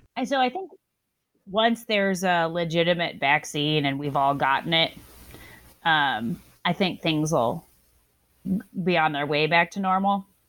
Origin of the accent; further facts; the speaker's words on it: the South, United States; I'm from the South